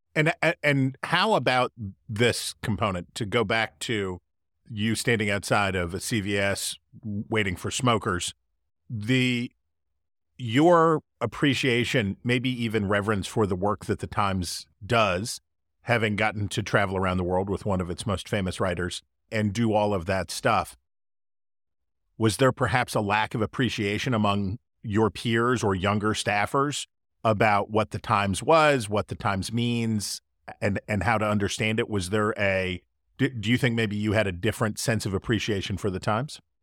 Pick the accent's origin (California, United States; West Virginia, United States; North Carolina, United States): West Virginia, United States; my hometown in West Virginia.